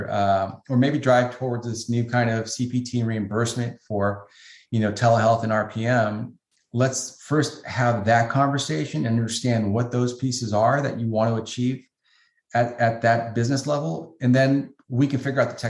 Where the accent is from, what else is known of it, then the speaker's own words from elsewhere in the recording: San Francisco, California, United States; I grew up in the San Francisco area, went to high school in San Francisco